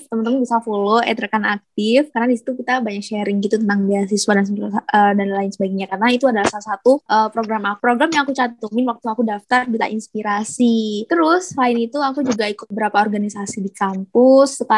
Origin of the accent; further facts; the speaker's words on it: Pasuruan, East Java, Indonesia; Aku sekarang asalnya itu dari kota Pasuruan, Jawa Timur